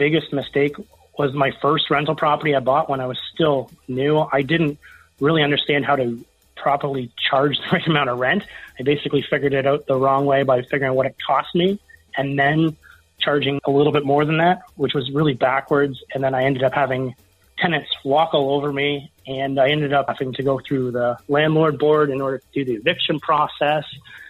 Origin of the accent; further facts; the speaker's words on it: Canada; which is really the system to use as a Canadian, is just to call several banks every day and hear a no, no, a no, and then a yes